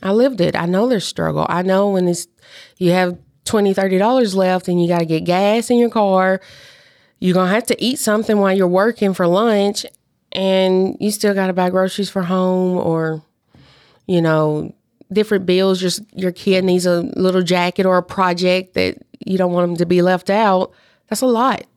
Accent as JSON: {"language": "English", "town": "Union City", "region": "Tennessee", "country": "United States", "tie": "born or raised there", "also_born_or_lived": "Clarksville, Tennessee", "said": "Obion County, I am from Union City."}